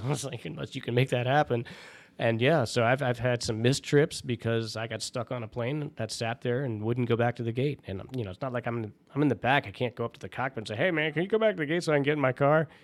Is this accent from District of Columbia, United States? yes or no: yes; Washington, District of Columbia, United States; there was no base in my hometown and, and I wasn't gonna move the family 'cause I have a lot of ties to the area